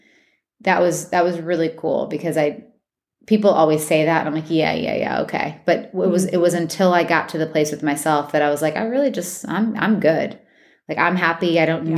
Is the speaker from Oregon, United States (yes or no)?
no; Washington Township, Michigan, United States; accent: Michigan; also born or lived in Detroit, Michigan; now in Nashville, United States; I was born in Detroit, but I was raised in like Washington Township.